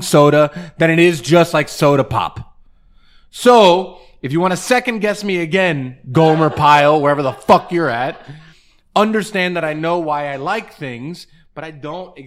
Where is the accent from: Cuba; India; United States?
Cuba; Pinar del Río; moved away; Pinar del Río, which is my hometown, which is where my family is from.